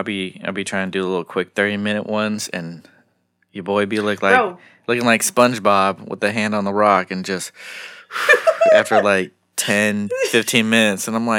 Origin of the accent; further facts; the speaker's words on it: San Jose, California, United States; San Jose. San Jose.